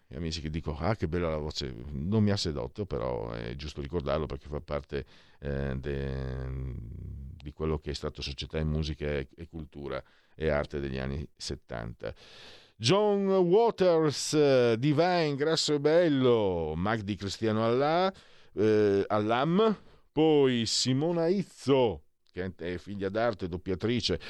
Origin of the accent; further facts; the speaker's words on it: Italy; moved away as an adult; now in Milan, Italy; io vengo dal Friul Veneto, sono Friul Veneto e sono qui a Milano da, da 17 anni